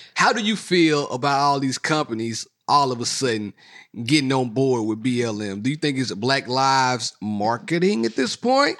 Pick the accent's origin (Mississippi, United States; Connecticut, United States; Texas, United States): Mississippi, United States; moved away; I'm from Mississippi.